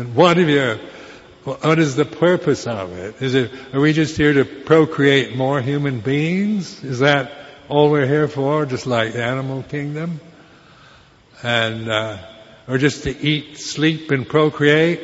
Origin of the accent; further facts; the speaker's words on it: United States; moved away as an adult; being American